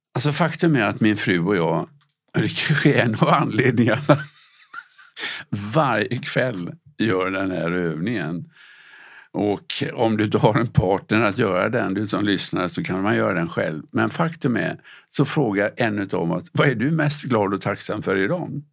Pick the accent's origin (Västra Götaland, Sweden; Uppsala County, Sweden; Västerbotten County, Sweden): Västra Götaland, Sweden; Gothenburg; Jag växte upp i Göteborg